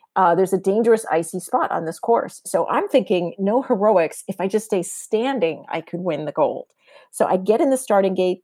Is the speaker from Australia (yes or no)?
no; San Diego, California, United States; moved away; I grew up in San Diego